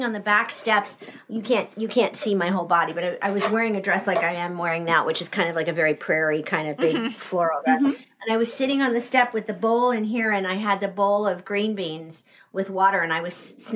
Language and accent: English; Southern California, United States; moved away as an adult; I grew up in Southern California. There's no water.